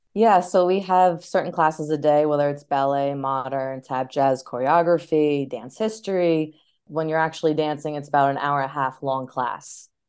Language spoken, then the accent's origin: English; New York, United States; moved away as an adult; also born or lived in Ohio / Los Angeles; being born and raised in New York, I always wanted to stay in New York